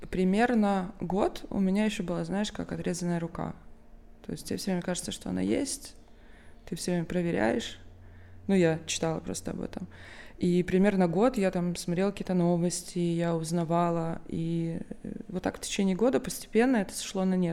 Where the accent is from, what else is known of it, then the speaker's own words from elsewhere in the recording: Odesa, Odesa Oblast, Ukraine; moved away as an adult; now in Israel; Приехала я из Одессы.